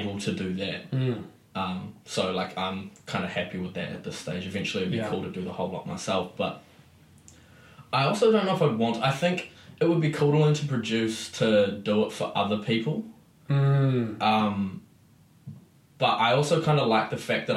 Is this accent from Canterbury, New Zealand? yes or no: yes; Christchurch, Canterbury, New Zealand; also born or lived in Auckland; I moved back to Christchurch from Auckland